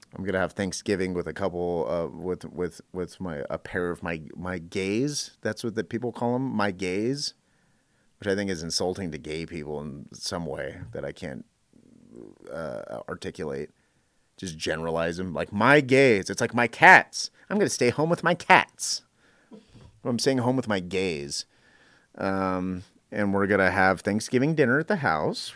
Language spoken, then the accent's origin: English; Northern California, United States; I grew up in Northern California